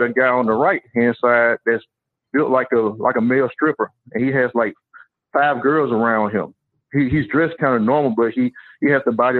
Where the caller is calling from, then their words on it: Dallas, Texas, United States; I'm a caller from Dallas.